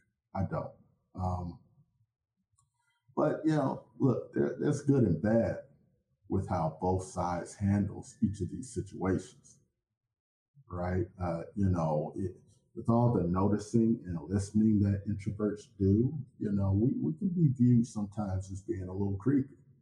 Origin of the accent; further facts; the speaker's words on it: Chicago, Illinois, United States; I was born and raised in Chicago